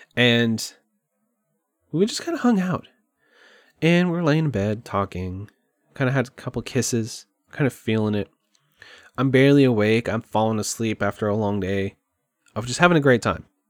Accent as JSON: {"language": "English", "town": "Kerrville", "region": "Texas", "country": "United States", "tie": "born or raised there", "moved": "as an adult", "said": "I moved back to Kerrville, my hometown. Literally the town I've probably been in the most in my entire life. I went to middle school there, high school there"}